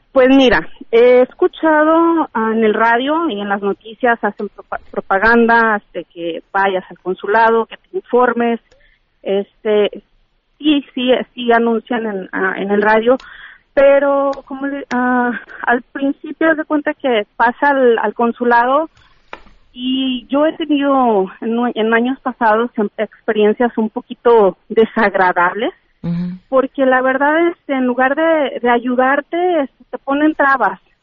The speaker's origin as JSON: {"language": "Spanish", "town": "Guadalajara", "region": "Jalisco", "country": "Mexico", "moved": "as an adult", "lives_now": "California, United States", "said": "yo soy de Guadalajara, Jalisco, orgullosamente mexicana e inmigrante"}